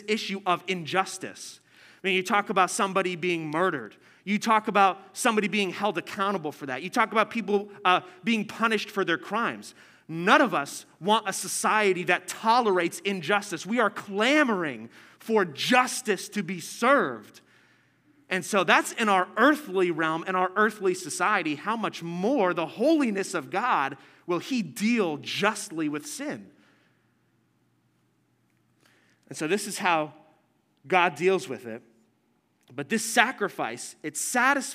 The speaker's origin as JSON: {"language": "English", "region": "New Jersey", "country": "United States", "said": "I'm from New Jersey"}